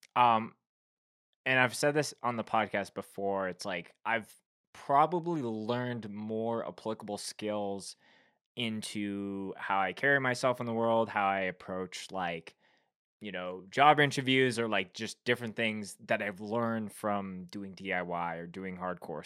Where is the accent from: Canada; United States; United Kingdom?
Canada; being a Canadian